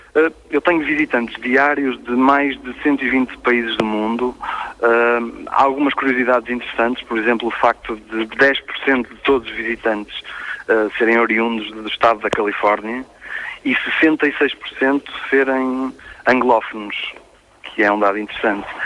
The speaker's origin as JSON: {"language": "Portuguese", "country": "Portugal", "said": "eu digo sempre que sou português"}